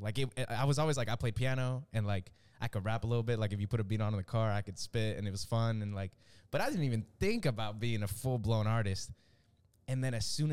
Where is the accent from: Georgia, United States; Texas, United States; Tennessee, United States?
Texas, United States; Dallas; also born or lived in Venezuela / Miami, Florida; I'm from Venezuela. We moved as a family to Miami when I was like 6. And then we ended up in Dallas at some point. I was like in the 5th grade